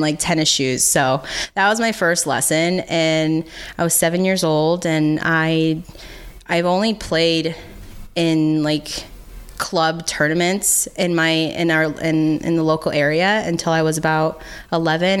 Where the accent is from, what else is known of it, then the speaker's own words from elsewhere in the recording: United States; as an American